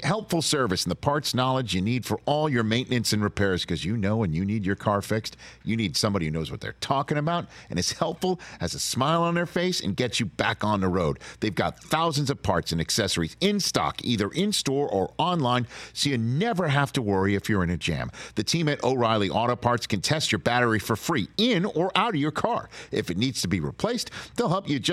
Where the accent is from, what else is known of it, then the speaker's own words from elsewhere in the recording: New York City, New York, United States; I grew up in New York City watching Marv on WNBC